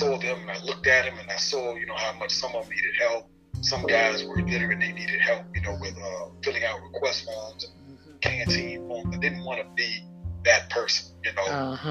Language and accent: English; Washington, District of Columbia, United States; also born or lived in Maryland / Arlington / Alexandria / St. Croix; being from the inner city, I'm from Washington, D.C., southeast, a place called Parkland and Shipley Terrace. But I've lived, you know, in northwest uptown. I've lived in Maryland, Calvert County. I've lived in Arlington, Alexandria. I've lived in St. Croix, the Virgin Islands.